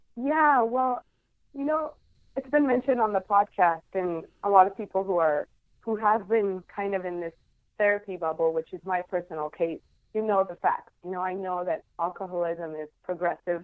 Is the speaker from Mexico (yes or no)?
yes; Guadalajara, Jalisco, Mexico; moved away as an adult; now in San Diego, United States; I am from originally from Mexico. I'm from Guadalajara is right in the middle of the country. But right now, I live in San Diego